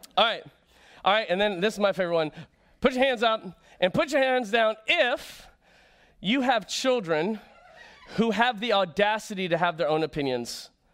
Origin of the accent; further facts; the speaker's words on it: Florida, United States; moved away; I grew up in Florida